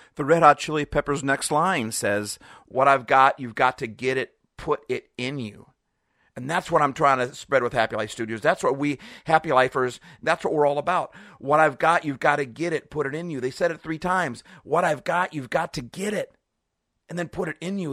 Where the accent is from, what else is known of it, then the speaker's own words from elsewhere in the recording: Seattle, Washington, United States; I'm from Seattle